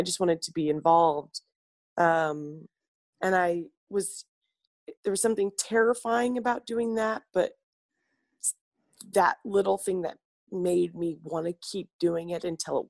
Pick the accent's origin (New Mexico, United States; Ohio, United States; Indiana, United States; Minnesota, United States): Indiana, United States; Columbus; I'm from Columbus, Indiana.